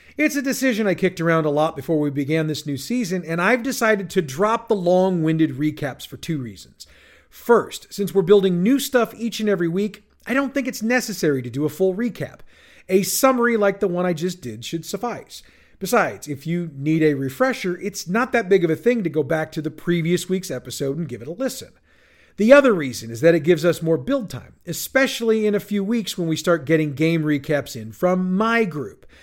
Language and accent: English; St. Louis, Missouri, United States; my hometown of St. Louis, Missouri, USA